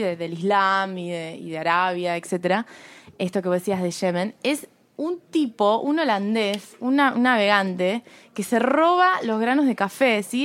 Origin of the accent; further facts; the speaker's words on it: Rosario, Santa Fe, Argentina; moved away as an adult; now in Buenos Aires, Argentina; Yo soy de Rosario.